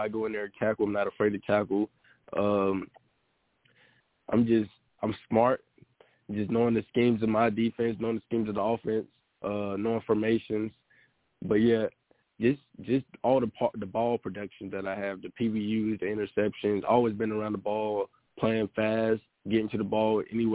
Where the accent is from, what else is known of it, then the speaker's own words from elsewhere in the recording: Winston-Salem, North Carolina, United States; I'm from Winston-Salem